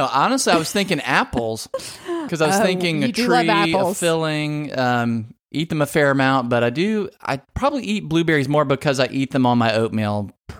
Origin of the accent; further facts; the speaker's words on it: Southern Louisiana, United States; moved away; I'm originally from Southern Louisiana.